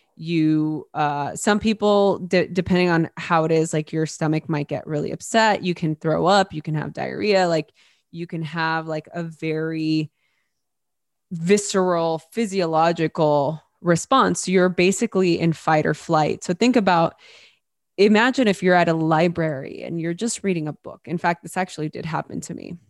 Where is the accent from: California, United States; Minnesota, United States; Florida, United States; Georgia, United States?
California, United States; Los Angeles; born or raised there